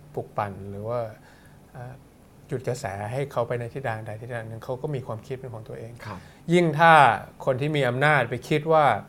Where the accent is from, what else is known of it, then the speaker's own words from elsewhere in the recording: New Zealand; also born or lived in United States / New York; now in Thailand; ตอนที่โตอยู่ที่ประเทศนิวซีแลนด์